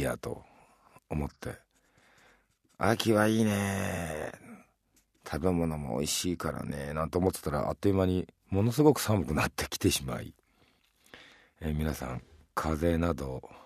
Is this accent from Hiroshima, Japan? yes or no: yes; Hiroshima, Japan; 自分は広島出身で広島のまあ牡蠣はもう子供の頃から食べてますし